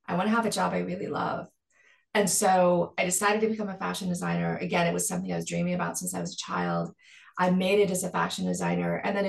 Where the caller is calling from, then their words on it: Los Angeles, California, United States; Los Angeles, California, where it's sunny and gorgeous.